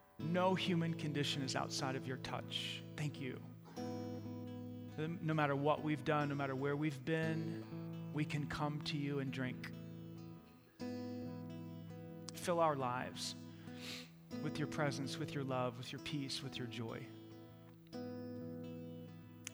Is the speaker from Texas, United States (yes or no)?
no; New York City, New York, United States; moved away; I grew up in New York City